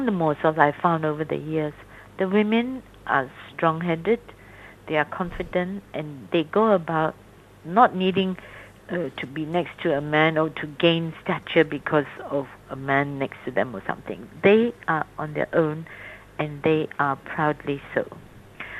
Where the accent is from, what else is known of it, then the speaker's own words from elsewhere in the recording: Singapore; I'm Chinese, although I was born outside of China in Singapore.